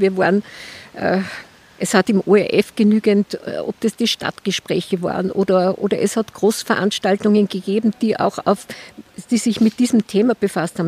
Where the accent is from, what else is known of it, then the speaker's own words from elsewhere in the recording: Austria; bei uns in Österreich